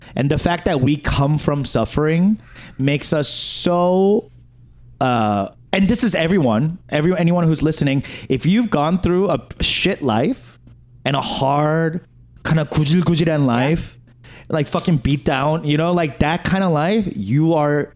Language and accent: English; New York, United States; it's just how I was raised in New York.